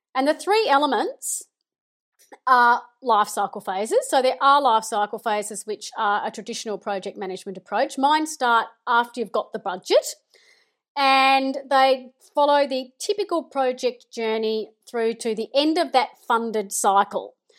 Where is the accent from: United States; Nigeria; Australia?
Australia; Melbourne, Victoria; I am from Melbourne